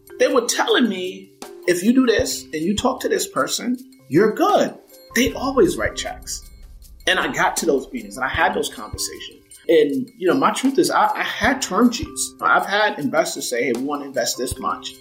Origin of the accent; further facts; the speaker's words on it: Mount Vernon, New York, United States; also born or lived in Bronx, New York; I was born in the Bronx, grew up in Mount Vernon, New York, a suburb just north of the city